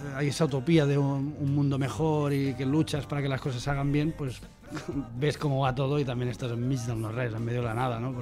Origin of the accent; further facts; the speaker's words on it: Olot, Catalonia, Spain; mi tierra, Yo soy Dolot.